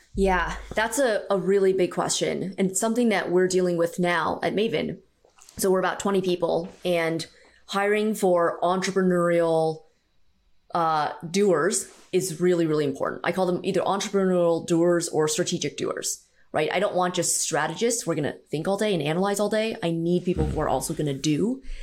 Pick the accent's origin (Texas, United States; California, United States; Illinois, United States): California, United States; San Francisco Bay Area; I grew up in the San Francisco Bay Area, about forty-five minutes outside of the city